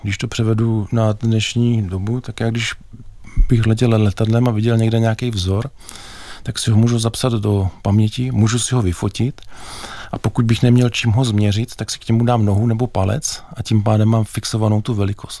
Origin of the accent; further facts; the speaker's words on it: Bohemia, Czechia; u nás v Čechách